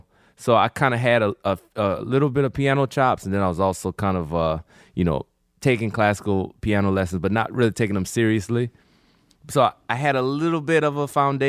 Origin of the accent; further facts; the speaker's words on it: Kenner, Louisiana, United States; also born or lived in Metairie, Louisiana; So I was born in Metairie, Louisiana. And I was raised in Kenner, Louisiana, between Kenner and New Orleans